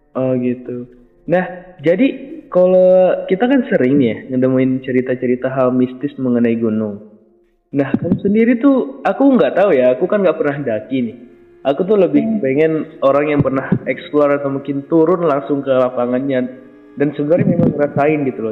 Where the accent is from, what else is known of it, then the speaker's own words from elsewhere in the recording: Mandailing Natal, North Sumatra, Indonesia; Aku orang Mandalika Natal